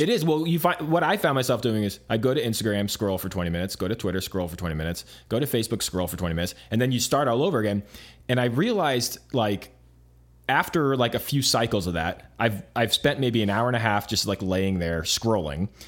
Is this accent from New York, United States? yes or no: no; Arizona, United States; moved away as an adult; also born or lived in Los Angeles, United States; I grew up in Arizona